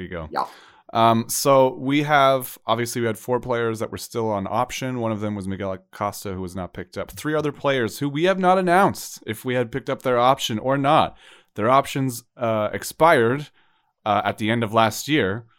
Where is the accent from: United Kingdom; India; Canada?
Canada; as Canadian CBs